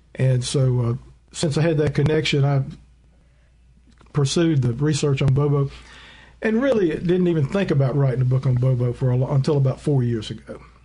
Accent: Leland, Mississippi, United States; also born or lived in Tupelo, Mississippi; I, was actually born in Tupelo, but we moved to the Delta when I was about a year and a half old. old. Um, my father was a Methodist minister. We moved around quite a bit, but I spent most of my growing up years in the Delta.

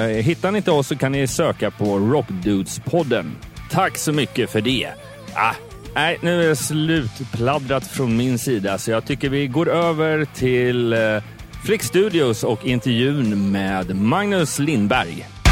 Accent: Småland, Sweden; moved away; jag kommer ju själv ner från Småland

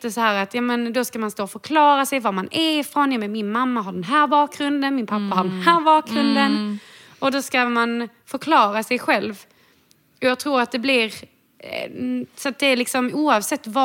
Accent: Portugal; now in Sweden; är jag i Sverige så brukar jag säga att jag är portugis. Mm. Eh, men nu är jag portugis och

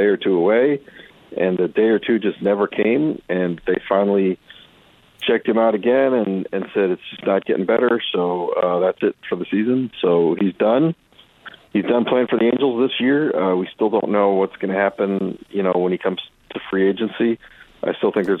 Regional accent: Athens, Ohio, United States; moved away; I grew up in Ohio

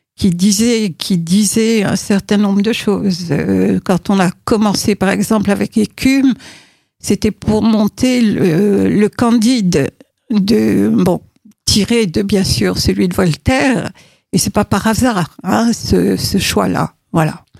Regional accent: Morocco; moved away as an adult; je suis née au Maroc, que j'ai vécu euh, jusqu'à mes 18 ans

